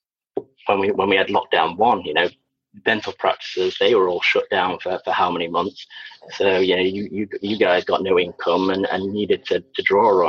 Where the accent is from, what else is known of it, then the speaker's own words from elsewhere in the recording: Sheffield, Yorkshire and the Humber, United Kingdom; also born or lived in Liverpool / Wigan / Preston; now in Worcestershire, United Kingdom; I'm actually from Yorkshire originally.